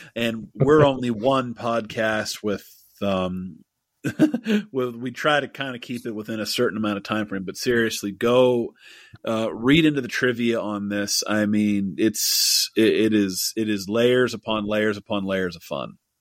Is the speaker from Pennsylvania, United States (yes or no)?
yes; Pittsburgh, Pennsylvania, United States; my hometown of Pittsburgh